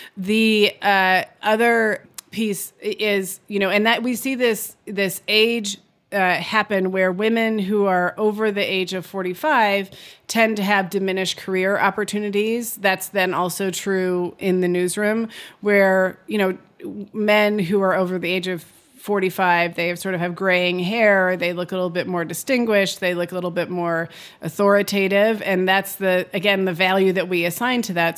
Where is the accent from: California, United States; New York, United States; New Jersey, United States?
California, United States; I grew up in California.